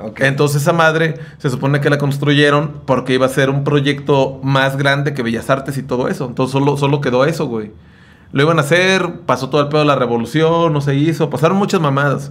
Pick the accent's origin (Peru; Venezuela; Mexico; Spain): Mexico; Sayula, Jalisco; also born or lived in Ciudad Guzmán; yo viví todo, toda mi vida en Sayula, pero nací en Ciudad Guzmán